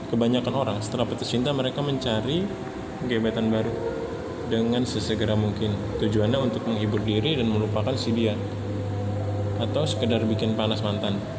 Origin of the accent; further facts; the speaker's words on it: Samarinda, East Kalimantan, Indonesia; Asal dari Kota Samarinda